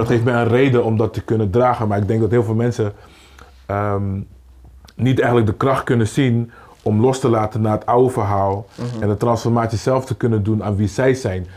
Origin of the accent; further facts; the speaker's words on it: Rotterdam, South Holland, Netherlands; Ik kom van Kruiskade, dus dan, als je een kleine jongen bent je hebt niet een omgeving waar iemand zegt dat kan je niet doen.